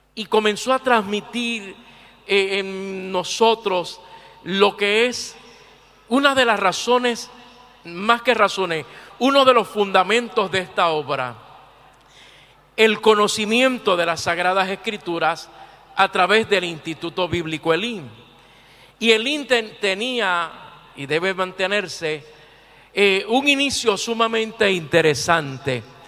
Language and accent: Spanish; Puerto Rico; mi tierra, Puerto Rico.